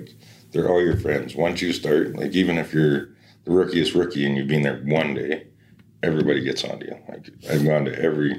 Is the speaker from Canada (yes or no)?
yes; Cochrane, Alberta, Canada; also born or lived in Red Earth, Alberta; I grew up down south near Cochrane, Calgary, and we lived really close to the fire department in Cochrane